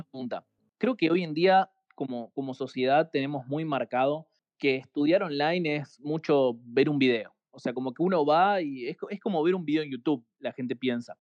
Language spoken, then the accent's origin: Spanish; Argentina; como somos de acá